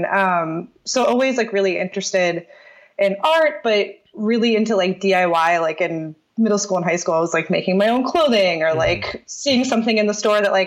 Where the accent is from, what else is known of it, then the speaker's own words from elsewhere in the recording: Aurora, Illinois, United States; moved away; I grew up outside of Chicago